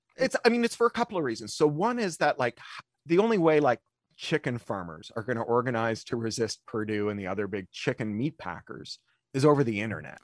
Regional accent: Ontario, Canada; I grew up in Ontario

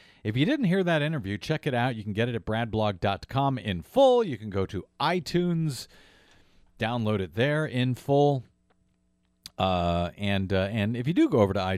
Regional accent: Missouri, United States; moved away; my home state of Missouri

